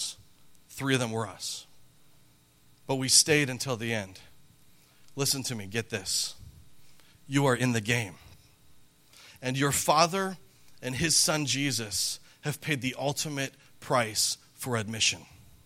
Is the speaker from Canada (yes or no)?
yes; Calgary, Alberta, Canada; moved away; when I was a boy growing up in Canada